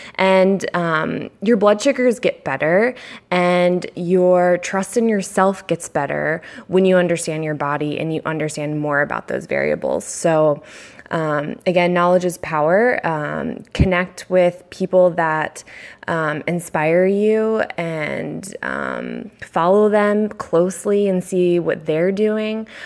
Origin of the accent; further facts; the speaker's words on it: Annapolis, Maryland, United States; moved away as an adult; now in San Diego, United States; I am from Annapolis, Maryland, grew up there, um, and I've been in San Diego, California for four years now